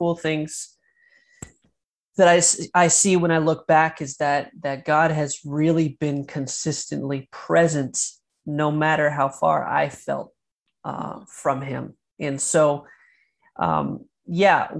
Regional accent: Maine, United States; also born or lived in Chattanooga, Tennessee / Florida; now in Michigan, United States; I was born and raised in Maine, in the middle of nowhere in Maine, then eventually moved to Chattanooga, Tennessee

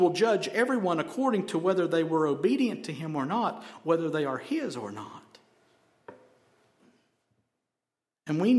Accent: Helen, United States; I'm from Helen, y'all.

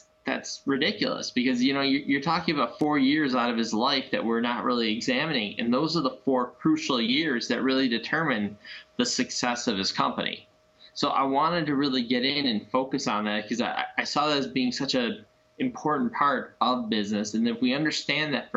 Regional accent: Chicago, Illinois, United States; I am born and bred in Chicago

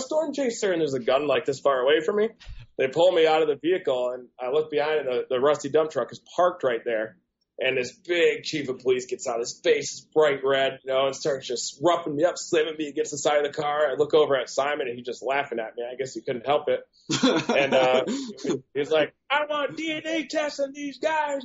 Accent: Michigan, United States; Growing up in Michigan

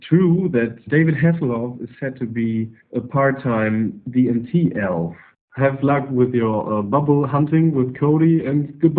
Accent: Germany; I'm from Germany

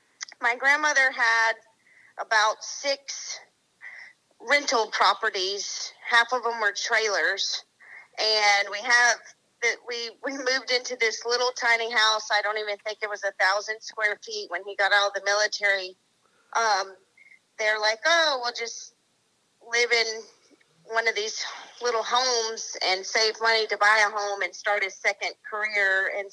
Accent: Waycross, Georgia, United States; also born or lived in Aurora, Colorado; Well, I'm from Georgia. I grew up, I was born in Aurora, Colorado.

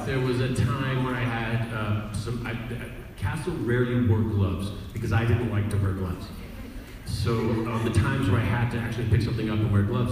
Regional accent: Canada; being Canadian

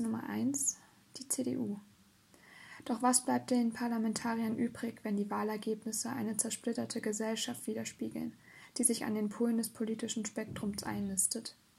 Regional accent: Thuringia, Germany; meiner Heimat und der Tatort eines politischen Krimis, Thüringen

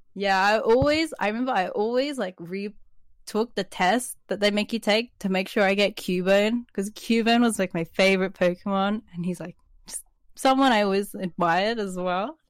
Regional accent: Sydney, New South Wales, Australia; also born or lived in New Zealand; I'm a twenty-one-year-old amateur artist living in Sydney, Australia.

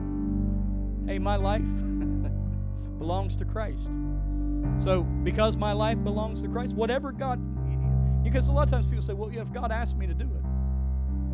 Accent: West Virginia, United States; We're from West Virginia

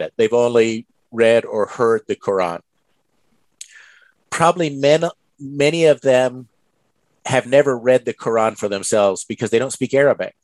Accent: United States; I grew up in America

